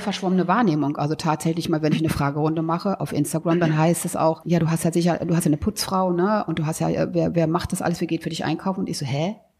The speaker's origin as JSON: {"language": "German", "area": "a village near Braunschweig", "region": "Lower Saxony", "country": "Germany", "tie": "born or raised there", "said": "ich bin ja auf dem Dorf groß geworden"}